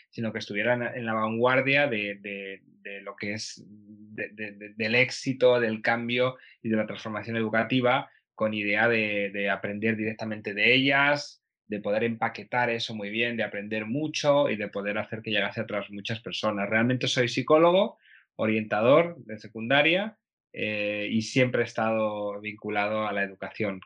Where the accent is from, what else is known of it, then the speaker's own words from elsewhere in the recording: Aranda de Duero, Castile and León, Spain; moved away as an adult; now in Vienna, Austria; vivo en Viena, eh, pero soy de Aranda de Duero, de Burgos